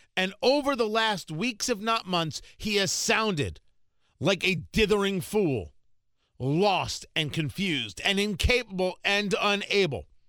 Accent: New Jersey, United States; I grew up in Jersey

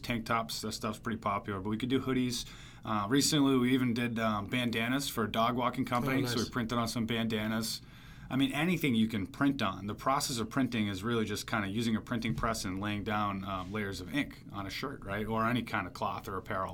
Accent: Laconia, New Hampshire, United States; also born or lived in Connecticut; now in Milford, United States; I'm from New Hampshire originally, from Laconia. And then so about the business, born and raised in New Hampshire, lived here pretty much my whole life

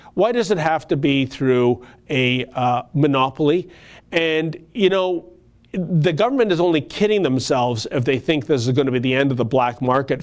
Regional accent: Canada; I, as a Canadian

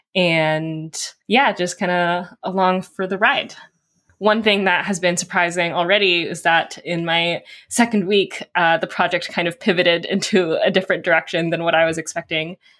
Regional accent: California, United States; I'm also from California

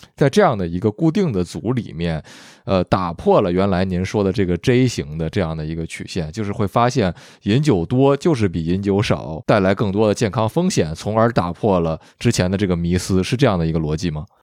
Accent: northern China, China; moved away; also born or lived in Vancouver, Canada; 我就说是北方

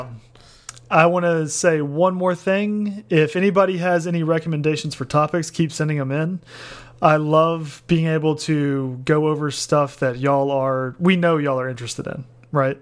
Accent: United States; me as an American

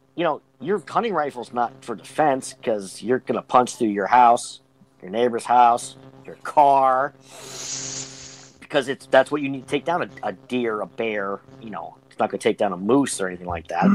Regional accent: Western Pennsylvania, United States; from Western PA, but you know, I I didn't grow up in the city. I grew up in the sticks

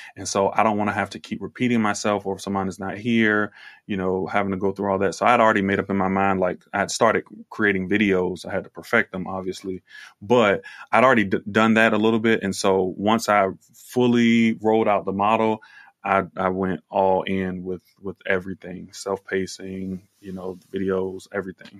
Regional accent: Virginia, United States; I am from Virginia.

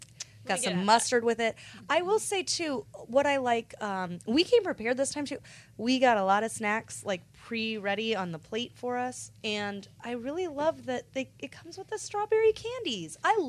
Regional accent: Goldsboro, North Carolina, United States; in my hometown of Goldsboro, shout out to Seymour Johnson Air Force Base.

